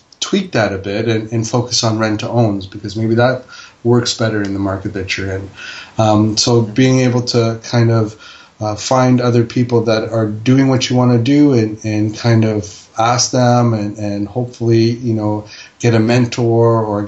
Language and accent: English; Toronto, Ontario, Canada; also born or lived in Fiji; In the 70s, I was born in Fiji. I got here and I was three, and, you know, we grew up down at Bathurst and Finch